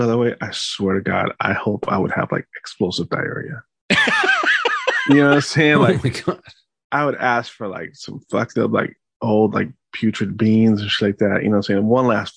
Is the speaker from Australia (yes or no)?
no; France; I come from France.